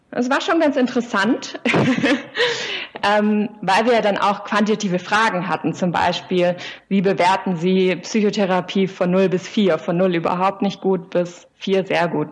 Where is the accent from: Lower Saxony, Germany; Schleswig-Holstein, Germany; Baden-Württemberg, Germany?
Baden-Württemberg, Germany; Swabian Jura; now in Tübingen, Germany; bin aufgewachsen auf der Schwäbischen Alb